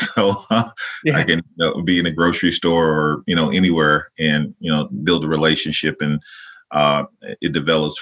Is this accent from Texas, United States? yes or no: yes; Dallas, Texas, United States; moved away as an adult; also born or lived in Las Cruces, New Mexico / Portland, Oregon; now in Mahoning Valley, Ohio, United States; I grew up in Dallas, Texas, lived in Las Cruces, New Mexico, sort of my undergrad, and then eventually transitioned back to Dallas, Texas